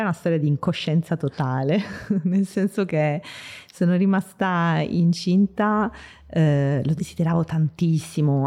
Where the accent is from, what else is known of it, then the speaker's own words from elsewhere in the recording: Bari, Apulia, Italy; moved away as an adult; now in Milan, Italy; vengo da Bari. Lì sono nata, ho passato venti, vent'anni della mia vita in Puglia e vent'anni a Milano